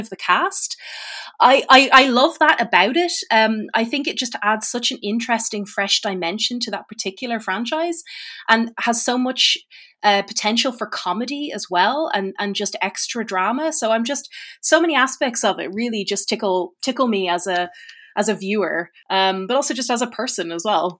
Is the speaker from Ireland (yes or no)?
yes; Ireland; As an Irish person